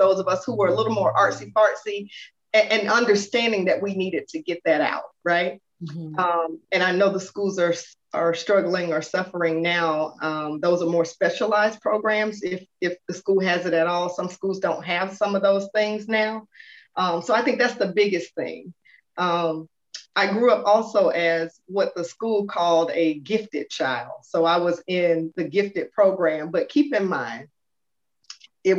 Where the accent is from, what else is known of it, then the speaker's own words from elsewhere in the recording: Atlanta, Georgia, United States; born and raised right here, Metro Atlanta